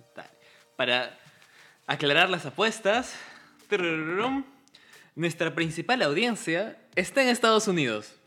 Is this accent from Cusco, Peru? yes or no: yes; Cusco, Peru; somos cusqueños